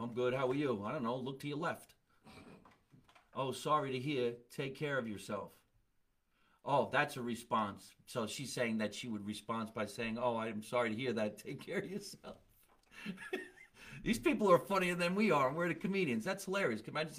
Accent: New Orleans, Louisiana, United States; now in Texas, United States; I'm from New Orleans. Live in Texas.

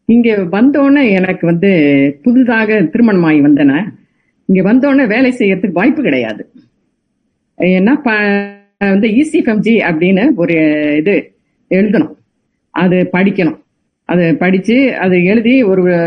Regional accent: Navalpattu, near Tiruchirappalli, Tamil Nadu, India; also born or lived in Kalkandar Kottai; now in United States; சொந்த ஊர் நவல்பட்டு என்ற கிராமம் திருச்சிக்கு பக்கத்தில் இருக்கிறது

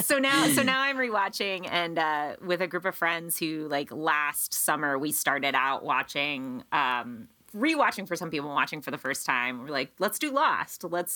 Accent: Western Pennsylvania, United States; also born or lived in Williamsburg, Brooklyn; now in Astoria, United States; like I'm from Western Pennsylvania, like a very sort of rural town, like right on the edge of Ohio.

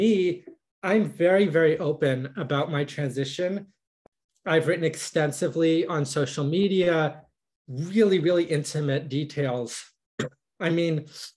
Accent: United States; I'm a trans woman, I'm a Jewish woman, I'm an American woman

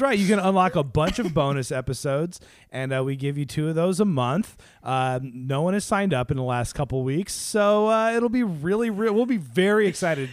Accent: Seattle, Washington, United States; we're from Seattle.

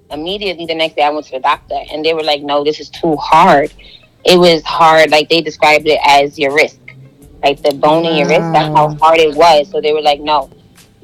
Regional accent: New York City, New York, United States; I'm from Brooklyn, New York

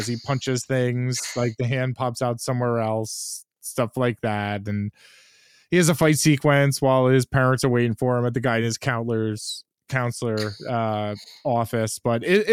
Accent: New York, United States; As a New Yorker

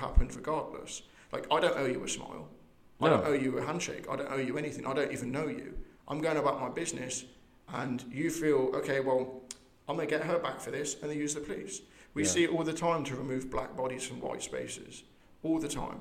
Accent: Coventry, West Midlands, United Kingdom; moved away as an adult; also born or lived in High Wycombe, England / United States; I grew up in Coventry, in Wycombe.

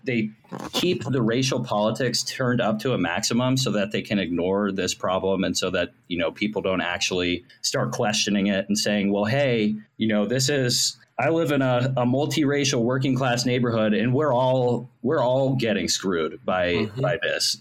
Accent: Ohio, United States; moved away as an adult; now in Washington, D.C., United States; I'm originally from Ohio. I just moved to D.C. 2 years ago. But I grew up in Ohio. I lived most of my life there

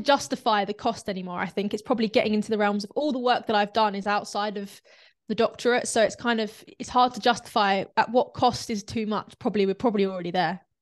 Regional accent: London, United Kingdom; now in North of England, United Kingdom; I'm from South London, but I'm actually living up north.

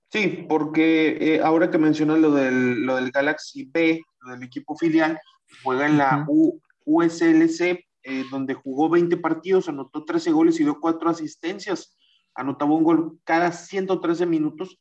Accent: Mexico; tú y yo somos mexicanos

